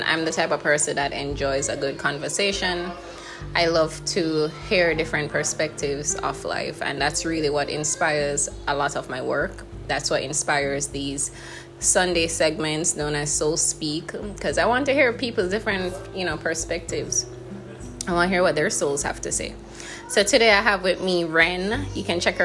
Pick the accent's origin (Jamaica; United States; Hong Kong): Jamaica; as Black women, as Jamaican women